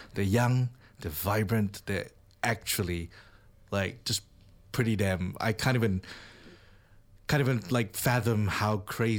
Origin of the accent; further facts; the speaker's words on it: Malaysia; now in New Zealand; I'm Malaysian.